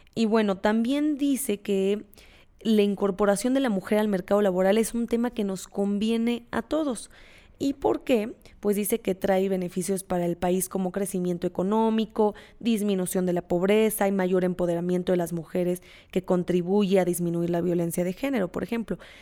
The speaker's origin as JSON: {"language": "Spanish", "country": "Mexico"}